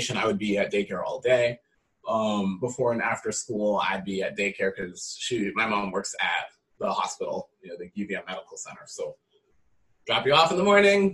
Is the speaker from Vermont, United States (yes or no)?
yes; Georgia, Vermont, United States; also born or lived in Philadelphia, Pennsylvania; I grew up in Georgia, Vermont, for anyone that knows Georgia